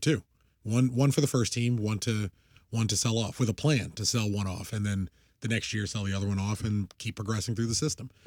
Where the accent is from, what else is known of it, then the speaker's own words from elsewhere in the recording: United States; I'm an American.